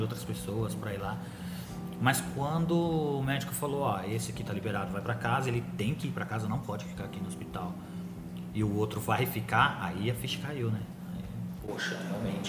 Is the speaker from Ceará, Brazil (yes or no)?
no; Agudos, São Paulo, Brazil; Nós somos de Agudos